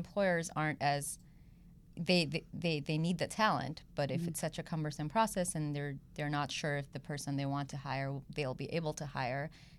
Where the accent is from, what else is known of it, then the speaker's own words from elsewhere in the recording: India; also born or lived in South Korea / Belgium / Switzerland / Ivory Coast; so I grew up in South Korea, Belgium, wow. Switzerland, a few years in India as well, which is where I'm originally from.